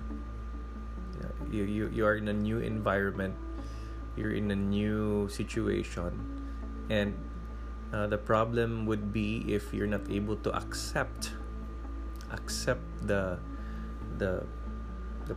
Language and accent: English; Cebu, Central Visayas, Philippines; now in Manila, Philippines; I am originally from Cebu, and when I transferred to Manila, it's like 12 times bigger than where I come from, and I had to adapt even in the way I speak